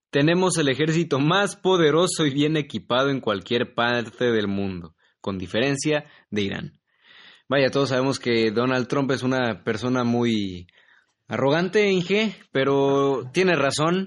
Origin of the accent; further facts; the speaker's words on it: Mexico; que soy mexicano.